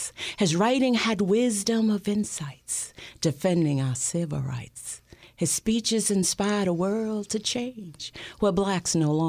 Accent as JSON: {"language": "English", "region": "Alabama", "country": "United States", "tie": "born or raised there", "said": "We were protesting, and this is Alabama. This is back in the 60s, early 60s. I was 12, and he came to our town, and we were sitting there"}